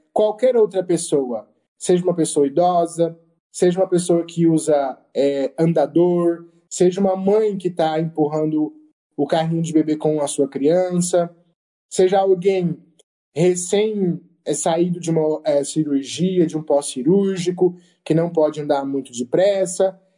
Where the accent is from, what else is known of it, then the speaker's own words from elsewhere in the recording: Presidente Prudente, São Paulo, Brazil; eu sou de Presidente Prudente